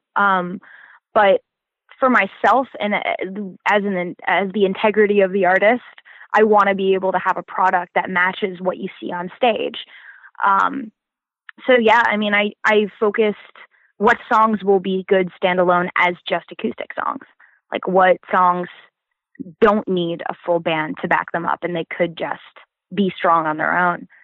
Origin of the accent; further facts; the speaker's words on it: Florida, United States; moved away; I'm originally from Florida